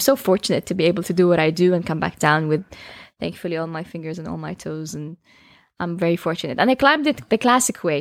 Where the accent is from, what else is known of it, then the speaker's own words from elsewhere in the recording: Jeddah, Makkah Province, Saudi Arabia; I come from Jeddah.